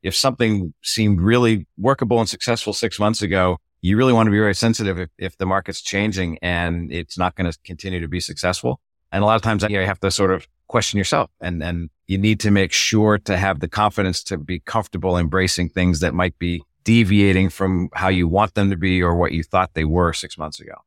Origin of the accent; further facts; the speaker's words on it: Boston, Massachusetts, United States; now in Annapolis, United States; I'm from Boston originally. I found myself migrating south.